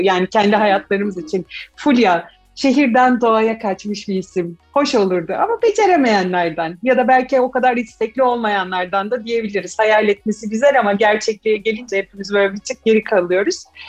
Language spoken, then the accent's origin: Turkish; İzmir, Turkey; moved away as an adult; now in Istanbul, Turkey; İzmirli olduğum için İzmir'de doğup büyüdüm, okulumda orada okudum.